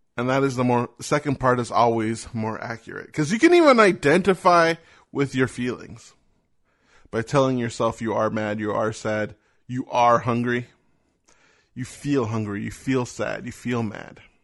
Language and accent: English; United States; I am an American.